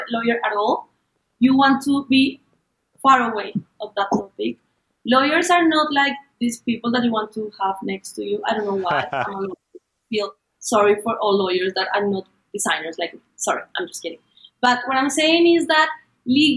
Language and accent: English; Colombia; I'm from Colombia